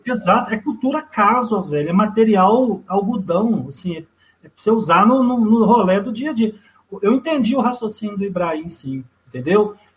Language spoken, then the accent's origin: Portuguese; Brazil; sou brasileiro